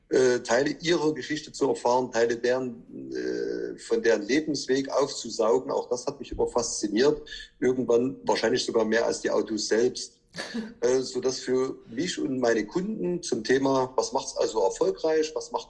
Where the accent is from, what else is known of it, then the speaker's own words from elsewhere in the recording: Chemnitz, Saxony, Germany; Ja, du, ich komme äh, aus Chemnitz. Ich arbeite und wirke in Döbeln, bin 45 Jahre alt